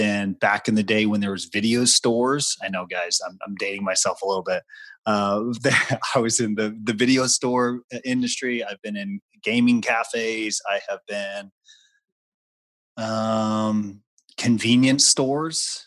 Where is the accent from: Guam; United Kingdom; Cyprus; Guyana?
Guam; I grew up on Guam in the middle of the Pacific